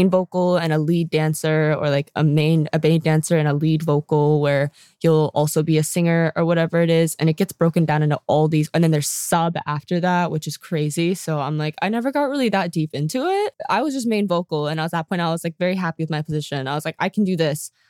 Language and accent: English; South Korea; now in United States